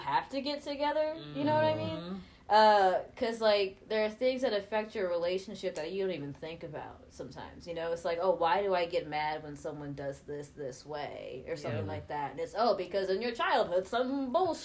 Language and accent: English; Atlanta, Georgia, United States; moved away as an adult; now in Kansas City, United States; I grew up in Atlanta